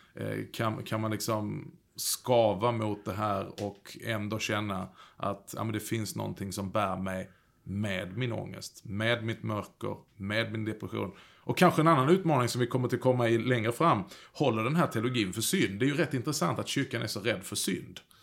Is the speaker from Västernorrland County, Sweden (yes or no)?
no; Skåne, Sweden; Jag kommer ju från Skåne